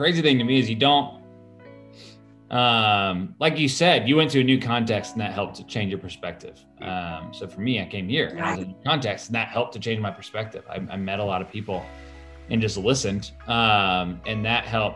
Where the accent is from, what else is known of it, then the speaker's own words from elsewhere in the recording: Florida, United States; now in Atlanta, United States; I'm from Florida